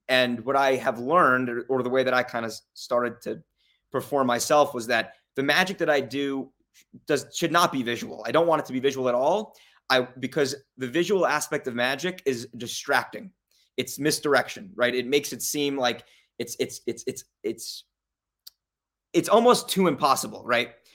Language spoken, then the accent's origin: English; Las Vegas, Nevada, United States; also born or lived in New York / Saint Louis; I was born in New York. I moved to Las Vegas when I was five. I, I grew up here